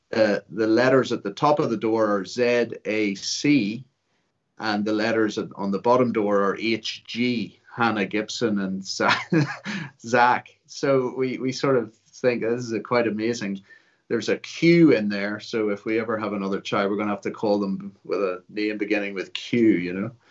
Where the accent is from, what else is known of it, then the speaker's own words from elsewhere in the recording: Ulster, Northern Ireland, United Kingdom; also born or lived in Liverpool; I count myself an Ulsterman, I was born in Liverpool.